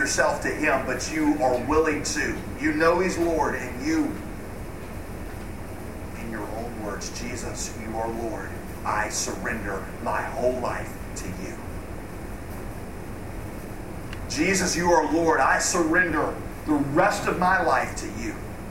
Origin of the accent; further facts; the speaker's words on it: the South, United States; accent: Southern; I'm going to drop my southern accent because it's hard to talk like that.